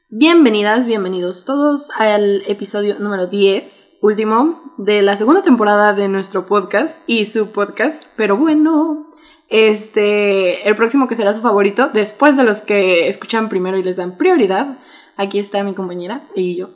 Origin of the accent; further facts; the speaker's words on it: Mexico; como buenos mexicanos tenemos un chingo de regionalismos